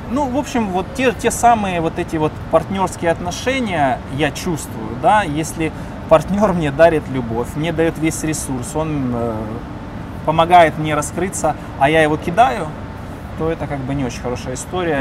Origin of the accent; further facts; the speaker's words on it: Donetsk, Donetsk Oblast, Ukraine; moved away as an adult; now in United States; Я в Донецке. Я из Донецка. В 2013 году я вернулся домой в Донецк